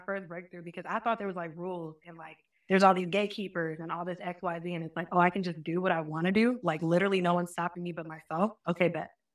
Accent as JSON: {"language": "English", "town": "Marietta", "region": "Georgia", "country": "United States", "also_born_or_lived": "Albany, Georgia", "said": "I used to be, like, Marietta, Cobb County"}